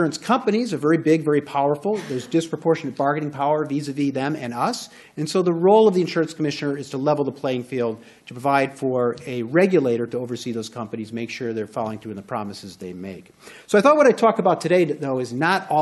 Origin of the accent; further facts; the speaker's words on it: outside of Chicago, Illinois, United States; moved away as an adult; now in California, United States; I was raised outside of Chicago.